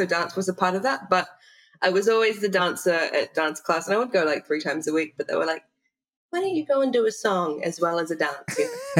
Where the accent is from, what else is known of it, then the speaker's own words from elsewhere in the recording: New Zealand; of course, I definitely consider myself a Kiwi and I'm proud to be from New Zealand